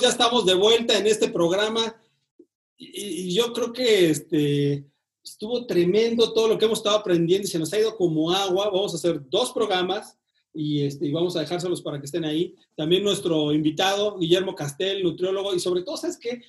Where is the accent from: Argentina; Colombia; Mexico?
Mexico